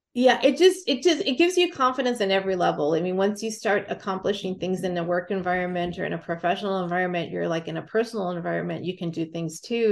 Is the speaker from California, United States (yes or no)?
yes; California, United States; now in Montana, United States; I grew up and lived in California and then Montana for a majority of my life